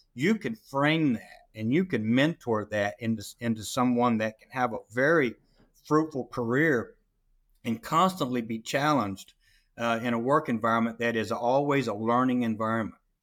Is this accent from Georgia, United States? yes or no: yes; South Georgia, United States; I was born and raised down in South Georgia, right on the Chattahoochee River